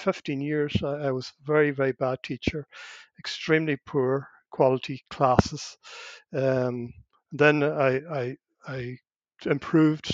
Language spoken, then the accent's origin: English; Gweedore, Ulster, Ireland; first language Irish; English is a second language; I was brought up in Gweedore in Donegal